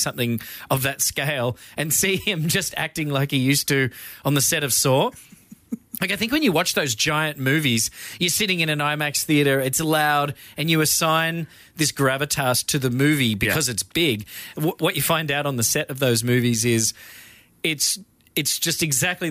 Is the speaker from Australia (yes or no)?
yes; Australia; I'm Australian